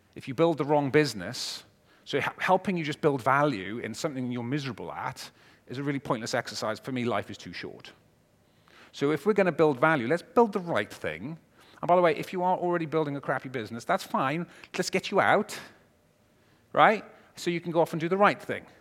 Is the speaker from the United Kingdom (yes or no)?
yes; Wales, United Kingdom; I'm a Welshman